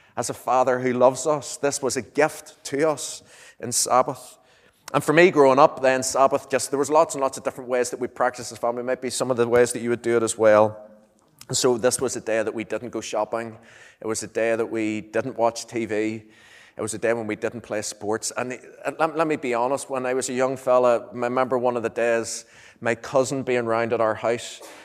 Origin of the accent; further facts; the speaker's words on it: Lurgan, Northern Ireland, United Kingdom; moved away as an adult; now in Moira, United Kingdom; I'm from, well, I'm traditionally from Lurgan.